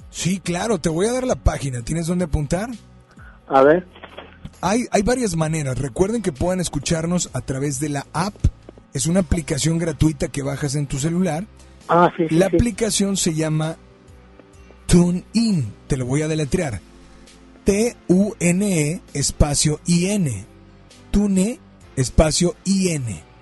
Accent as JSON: {"language": "Spanish", "region": "San Luis Potosí", "country": "Mexico", "said": "Soy de San Luis Potosí. De San Luis, ¿y te encuentras en la ciudad de Monterrey? No, ahorita estoy acá por este, acá por San Luis."}